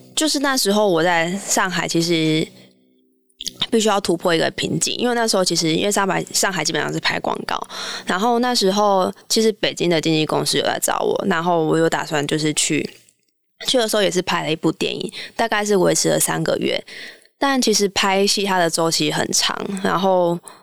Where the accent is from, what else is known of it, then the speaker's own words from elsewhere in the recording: Pingtung, Pingtung County, Taiwan; moved away as an adult; also born or lived in Shanghai; 我从小就住在屏东市的，算是旁边吧，就是夜市之旅，就是从小在那个油烟啊，跟各种食物当中长大